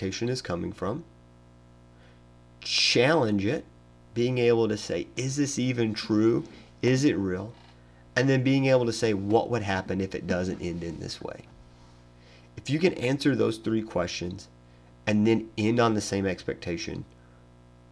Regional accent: Tennessee, United States; moved away; I live in Tennessee, or I'm from Tennessee, me and my wife are going back to see family

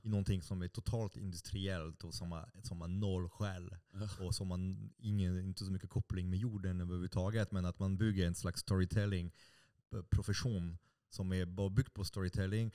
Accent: France; Swedish is a second language; now in Sweden; Jag, jag är fransman

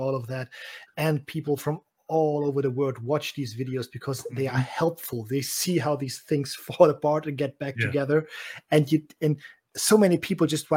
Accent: Germany; English is a second language; as a German person

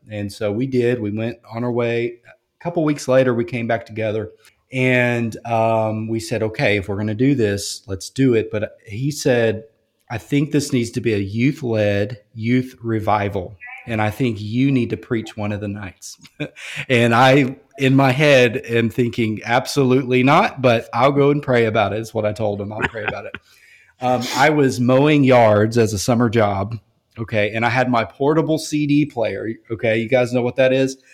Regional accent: Louisiana, United States; moved away; I grew up in Louisiana

